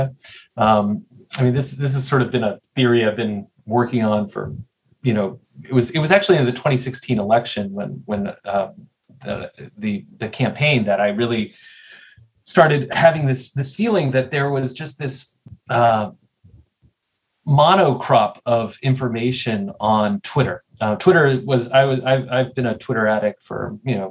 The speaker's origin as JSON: {"language": "English", "town": "Nashville", "region": "Tennessee", "country": "United States", "tie": "born or raised there", "said": "I grew up in Nashville, Tennessee, which had one pretty bad morning paper."}